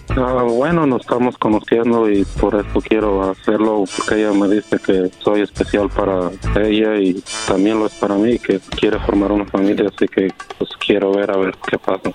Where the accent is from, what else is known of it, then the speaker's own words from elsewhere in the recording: Guanajuato, Mexico; now in United States; yo soy de Guanajuato